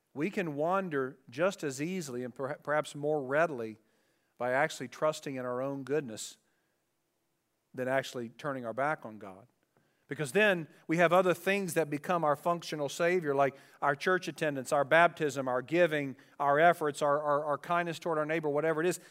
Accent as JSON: {"language": "English", "town": "Dayton", "region": "Ohio", "country": "United States", "tie": "born or raised there", "said": "growing up in Dayton, Ohio, and we lived in the city where our houses were very close to each other"}